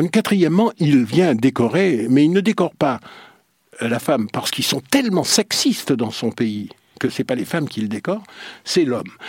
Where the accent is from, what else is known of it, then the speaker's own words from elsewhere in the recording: Guadeloupe, France; je l'ai fait chez moi en Guadeloupe quand j'étais petit, entre 7 et 12 ans d'abord